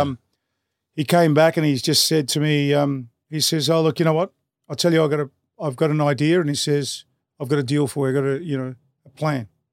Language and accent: English; Melbourne, Victoria, Australia; growing up in Brunswick, it was an area where respect was earned